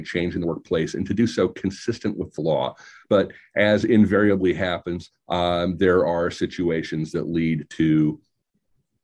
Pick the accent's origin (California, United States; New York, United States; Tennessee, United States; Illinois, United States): Illinois, United States; I grew up in Illinois